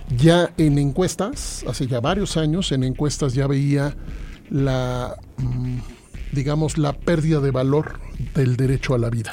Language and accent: Spanish; Mexico City, Mexico; Yo soy chilango